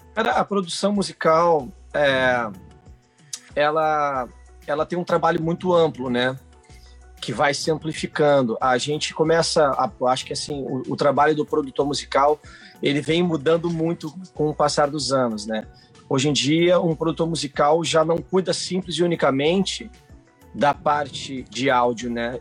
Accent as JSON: {"language": "Portuguese", "town": "Porto Alegre", "region": "Rio Grande do Sul", "country": "Brazil", "said": "sou de Porto Alegre"}